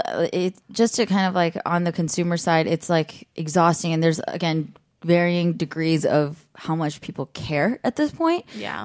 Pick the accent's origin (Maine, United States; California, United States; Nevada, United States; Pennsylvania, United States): California, United States; the Bay Area; moved away; I'm from the Bay